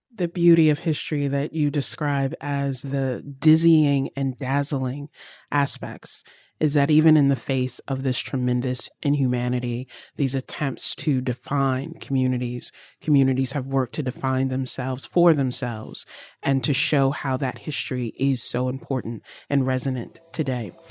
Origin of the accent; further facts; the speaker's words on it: Virginia, United States; I grew up in Virginia